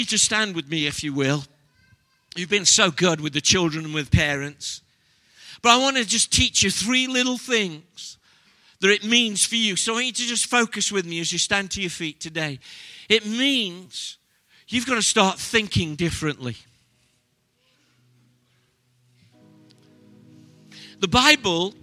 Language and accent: English; Stoke-on-Trent, West Midlands, United Kingdom; I'm from Stoke-on-Trent.